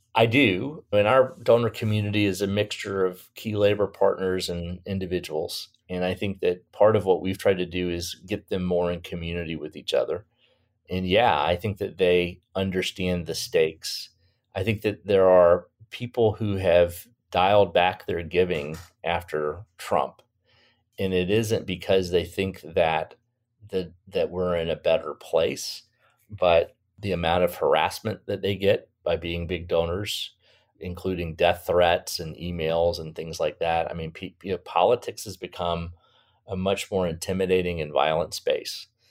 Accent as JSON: {"language": "English", "region": "Florida", "country": "United States", "said": "my home state of Florida"}